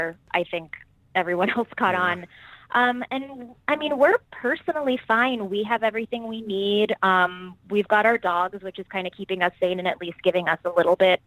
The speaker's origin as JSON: {"language": "English", "town": "Miami", "region": "Florida", "country": "United States", "tie": "born or raised there", "also_born_or_lived": "New York", "moved": "as an adult", "lives_now": "Los Angeles, United States", "said": "I'm originally from Miami. I am born and raised there"}